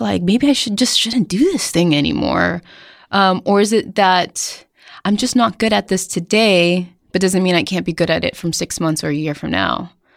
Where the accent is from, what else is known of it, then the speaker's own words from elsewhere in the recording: Somerville, Massachusetts, United States; I'm from Somerville, Massachusetts, um, which is now the coolest neighborhood in, um, Boston.